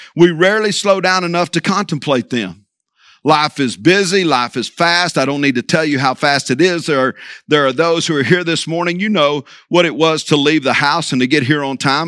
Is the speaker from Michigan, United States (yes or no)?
no; Vigo Park, Texas, United States; I'm from Vigo Park, actually seven miles from Vigo